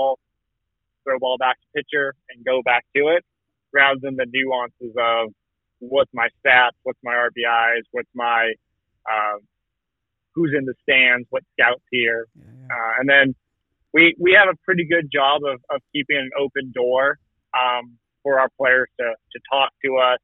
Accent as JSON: {"language": "English", "town": "Morro Bay", "region": "California", "country": "United States", "tie": "born or raised there", "said": "I grew up in Morro Bay, so in a smallish community"}